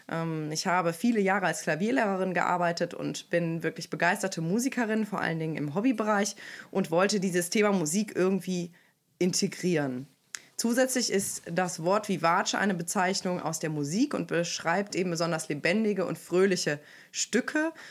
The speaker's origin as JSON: {"language": "German", "town": "Aachen", "region": "North Rhine-Westphalia", "country": "Germany", "said": "Ich komme aus Aachen und arbeite dort als Empowerment Coach"}